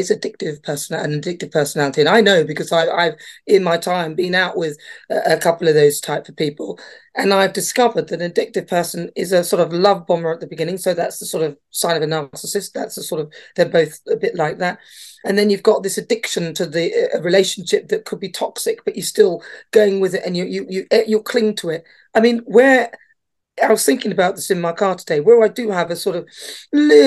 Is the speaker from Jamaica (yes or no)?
no; Newcastle upon Tyne, North East England, United Kingdom; I was born in this country in Britain. And, you know, I was born in Newcastle. It's in the northeast of England